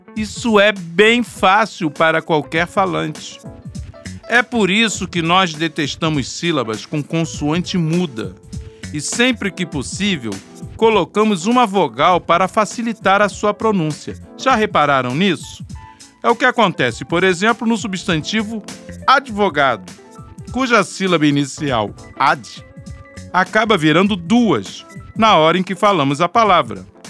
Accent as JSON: {"language": "Portuguese", "country": "Brazil", "accent": "Brazilian"}